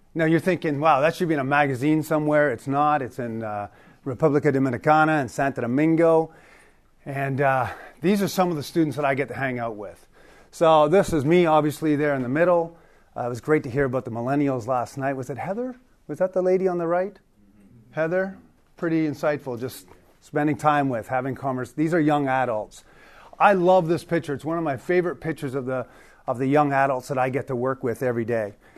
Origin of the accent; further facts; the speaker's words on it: Toronto, Ontario, Canada; also born or lived in Newfoundland; I grew up in, uh, government housing in Toronto since I was a little kid